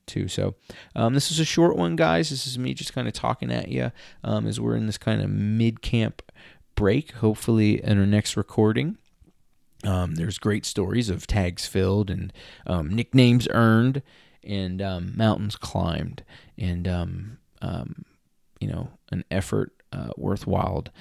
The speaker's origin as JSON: {"language": "English", "town": "Philadelphia", "region": "Pennsylvania", "country": "United States", "said": "I'm from Philadelphia"}